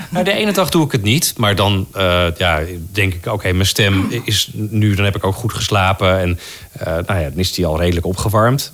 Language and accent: Dutch; Netherlands; accent: Dutch; ik klink als een Nederlander die Engels spreekt